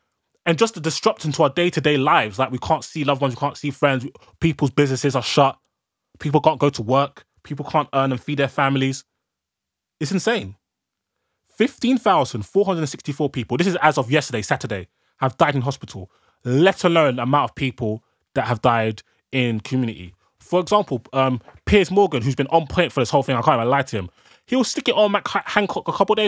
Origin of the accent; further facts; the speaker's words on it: Ghana; Like, even my people that I'm from Ghana are telling me, if you fly into Ghana, you have to self, they make you self-isolate for 2 weeks.